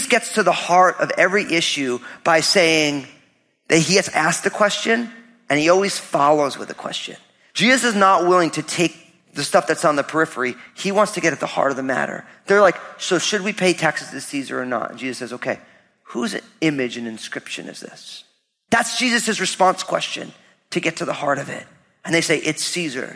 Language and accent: English; New Jersey, United States; grew up all Italian in New Jersey